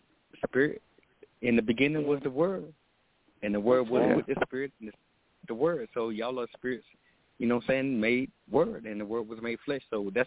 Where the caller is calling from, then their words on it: Texas, United States; I'm calling out of Texas.